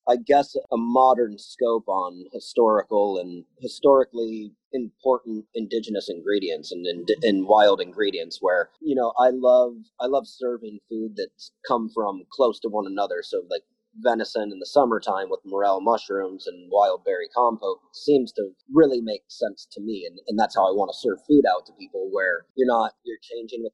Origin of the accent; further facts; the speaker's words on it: Tempe, Arizona, United States; moved away as an adult; also born or lived in Chicago; I was born and raised in Tempe